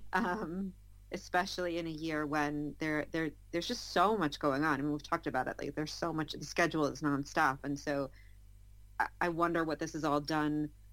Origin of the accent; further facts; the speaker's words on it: United States; I'm American